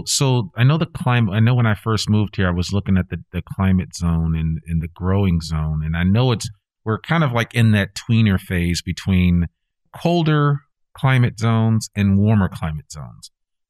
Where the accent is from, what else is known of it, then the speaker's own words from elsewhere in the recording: New England, United States; because like I came from New England, there's a lot of apple orchards up in the New England states.